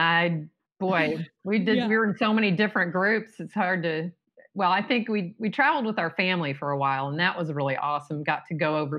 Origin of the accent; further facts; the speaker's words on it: Texas, United States; I grew up in Texas